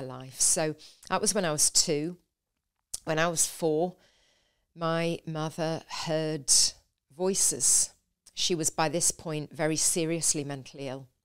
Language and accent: English; a little village in the north of England, United Kingdom; now in London, United Kingdom; I was born in a little village